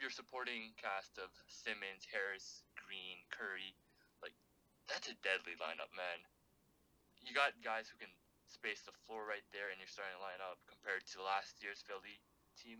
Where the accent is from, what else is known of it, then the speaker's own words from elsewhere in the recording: Toronto, Ontario, Canada; we are from Toronto, so our favorite team, our hometown team, is the Toronto Raptors